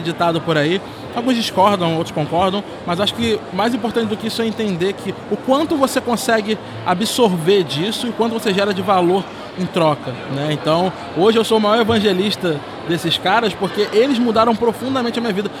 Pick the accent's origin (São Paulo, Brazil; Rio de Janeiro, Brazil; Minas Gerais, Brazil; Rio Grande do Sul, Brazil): Rio de Janeiro, Brazil; Eu sou nascido e criado numa favela lá no Rio de Janeiro